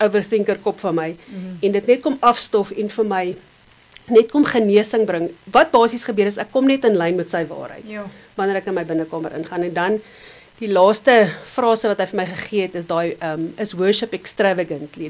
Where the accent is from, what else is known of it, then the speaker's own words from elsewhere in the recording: Benoni, Gauteng, South Africa; also born or lived in Nelspruit; ek het in Benoni groot geword. So rukkie in Nelspruit en toe in Benoni